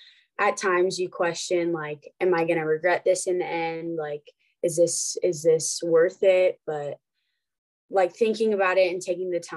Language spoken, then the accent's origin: English; Nebraska, United States; growing up in Nebraska, I just grew up watching them play and always wanting to be a Husker